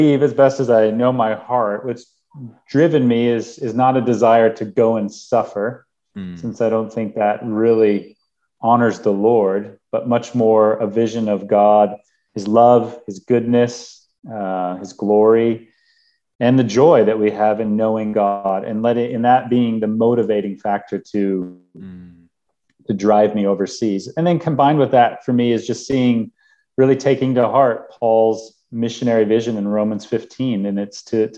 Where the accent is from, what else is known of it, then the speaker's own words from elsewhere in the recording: Minnesota, United States; moved away as an adult; also born or lived in Pakistan / Middle East; I'm from Minnesota and it's nice and cold